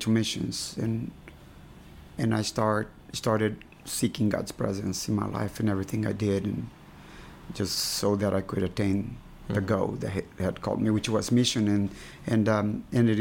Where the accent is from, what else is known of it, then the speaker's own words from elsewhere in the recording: Brazil; moved away as an adult; also born or lived in Memphis, United States; now in Lithuania; I was born and raised in Brazil